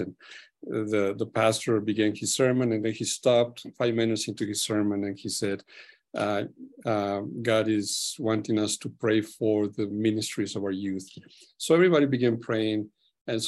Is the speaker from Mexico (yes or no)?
yes; Chihuahua, Mexico; moved away; I was born in Mexico, raised in northern Mexico, more precisely Chihuahua area.